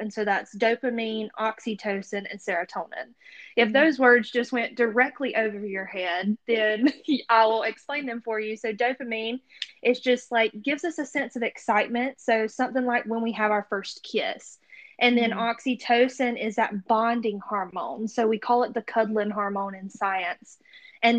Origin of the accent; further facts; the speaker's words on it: the South, United States; accent: Southern; if you can't tell by my accent, I am a Southern girl